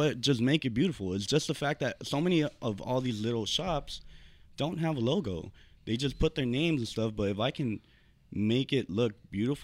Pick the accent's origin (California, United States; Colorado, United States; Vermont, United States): California, United States; Los Angeles; I came from Los Angeles, 2 and 3.